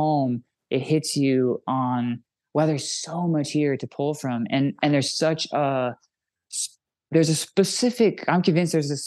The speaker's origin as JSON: {"language": "English", "region": "Idaho", "country": "United States", "said": "I'm from Idaho"}